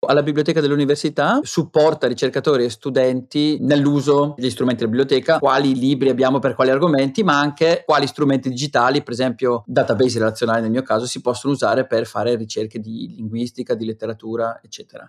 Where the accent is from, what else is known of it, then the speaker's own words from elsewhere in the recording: Brescia, Lombardy, Italy; accent: Brescian dialect; now in Oslo, Norway; il greco moderno, lo spagnolo e ovviamente il dialetto bresciano